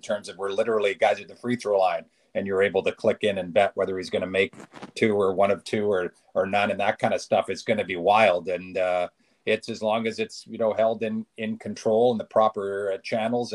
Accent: Vancouver, British Columbia, Canada; moved away; also born or lived in Calgary; I was from Vancouver and went to school in Calgary

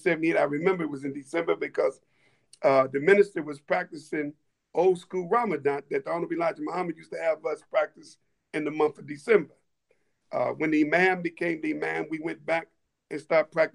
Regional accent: Columbus, Ohio, United States; I born and raised in Columbus, Ohio

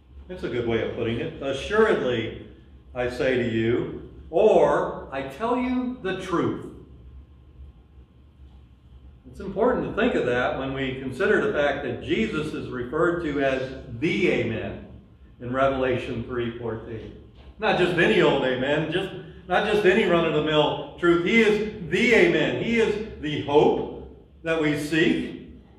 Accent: Louisiana, United States; we're from Louisiana

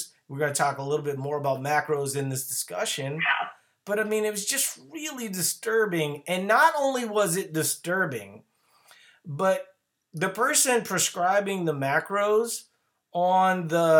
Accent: Louisiana, United States; now in Minnesota, United States; I live in Minnesota, but no, I'm originally from Louisiana

